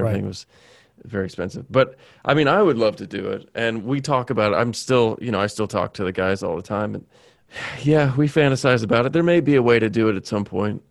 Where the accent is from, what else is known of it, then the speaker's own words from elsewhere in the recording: Bowling Green, Kentucky, United States; moved away as an adult; also born or lived in New York; I was born and raised in Kentucky